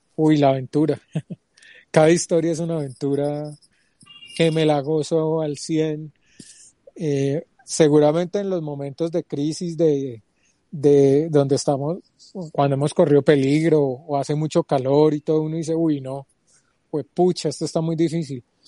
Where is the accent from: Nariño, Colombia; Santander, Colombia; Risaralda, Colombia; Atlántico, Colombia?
Risaralda, Colombia; Pereira; also born or lived in Medellín / Quindío; now in Bogotá, Colombia; Nací en Pereira hace 41 años